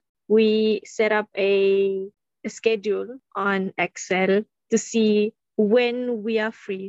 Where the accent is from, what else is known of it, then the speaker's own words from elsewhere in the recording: Sabah, Malaysia; moved away as an adult; also born or lived in Gombak; I'm studying in Gombak, but I just got back to my hometown in Sabah